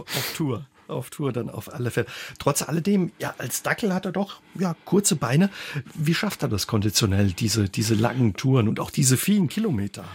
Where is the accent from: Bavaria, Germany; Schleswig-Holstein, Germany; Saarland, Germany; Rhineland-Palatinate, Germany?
Saarland, Germany; bei uns im Saarland